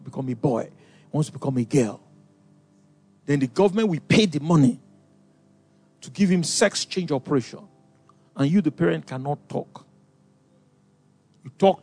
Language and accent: English; Nigeria; I'm Nigerian